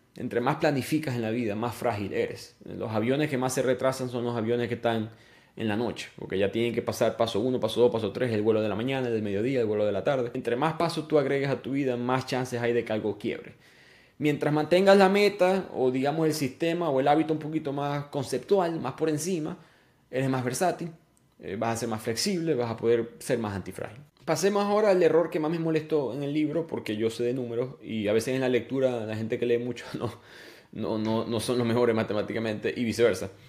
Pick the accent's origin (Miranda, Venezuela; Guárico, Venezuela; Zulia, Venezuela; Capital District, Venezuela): Zulia, Venezuela; Maracaibo; una carretera de Maracaibo, donde yo nací